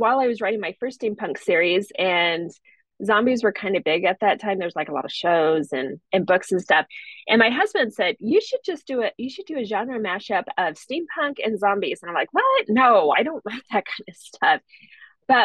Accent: Montana, United States; I grew up in Montana

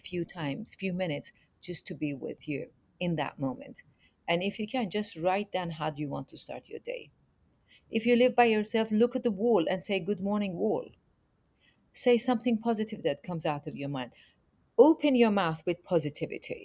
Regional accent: Iran; moved away; also born or lived in England; I'm originally from Iran

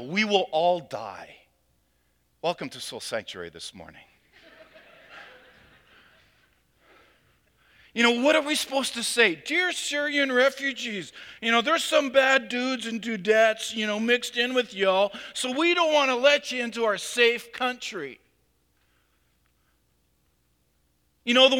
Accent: Canada; we as Canadian Christians

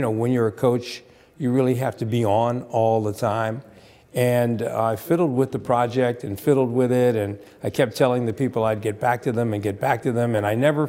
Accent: Bryn Mawr, Pennsylvania, United States; moved away as an adult; also born or lived in Berwyn, Pennsylvania; I'm from Bryn Mawr, Pennsylvania, obviously local yokel

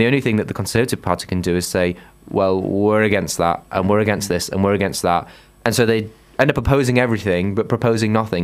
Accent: Huddersfield, Yorkshire and the Humber, United Kingdom; I'm from Huddersfield.

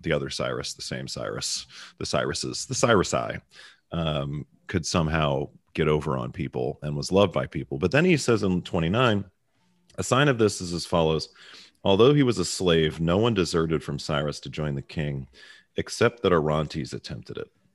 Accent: Baltimore, Maryland, United States; accent: Baltimore; now in Dallas, United States; my Baltimore accent

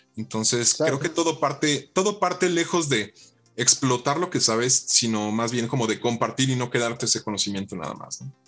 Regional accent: Mexico; parte de la educación que, hemos tenido como mexicanos

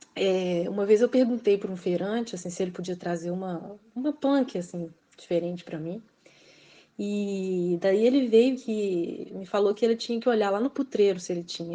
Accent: Belo Horizonte, Minas Gerais, Brazil; accent: Minas; moved away as an adult; now in Pato Branco, Brazil; eu ter esse sotaque de Minas, que é muito diferente do deles

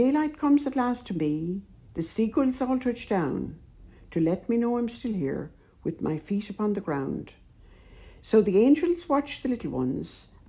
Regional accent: County Wicklow, Ireland; moved away as an adult; now in County Cavan, Ireland; born and bred in Wicklow

